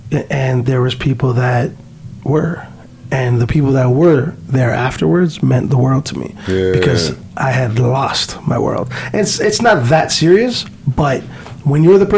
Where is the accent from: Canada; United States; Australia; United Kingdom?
Canada; hey, Bishop, I'm from Canada, I'm here, I'm supposed to be battling.